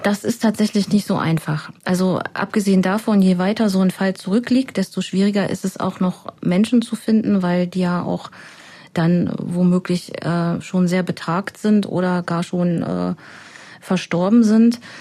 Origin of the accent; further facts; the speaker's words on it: Germany; moved away; Ich komme ja aus dem Harz ursprünglich